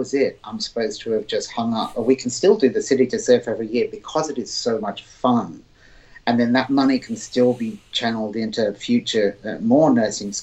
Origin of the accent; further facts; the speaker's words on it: Surrey, South East England, United Kingdom; I grew up in England in a county called Surrey.